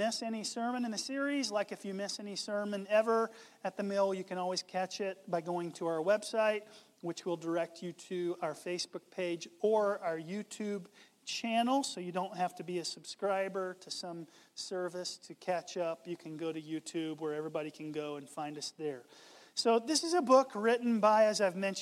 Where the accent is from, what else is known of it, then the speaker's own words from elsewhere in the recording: Southeast, United States; I grew up in the Southeast